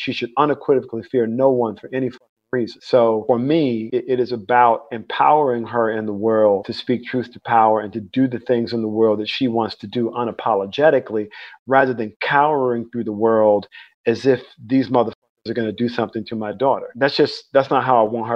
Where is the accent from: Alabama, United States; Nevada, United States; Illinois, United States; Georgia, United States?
Alabama, United States; Mobile; now in North Carolina, United States; I was born in Mobile, Alabama. I grew up in the Deep South.